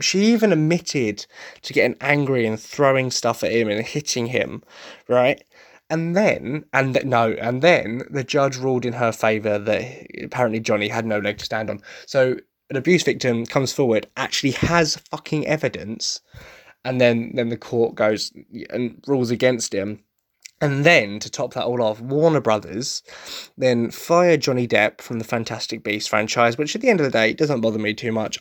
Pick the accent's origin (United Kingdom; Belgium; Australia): United Kingdom; Essex, East of England; I come from Essex